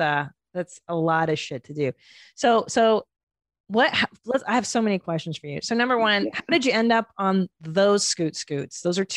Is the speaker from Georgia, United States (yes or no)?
no; Southern California, United States; moved away as an adult; now in Texas, United States; I grew up in Southern California and it's such the culture in SoCal.